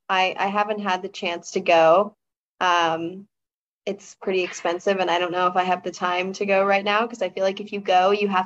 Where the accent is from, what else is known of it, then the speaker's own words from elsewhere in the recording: the South, United States; And my hometown is just like the South. That's all I can explain it as, is just the South. So little small town out in the middle of nowhere.